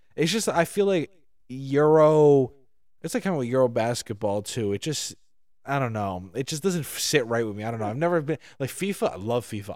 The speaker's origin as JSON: {"language": "English", "country": "United States", "said": "as an American"}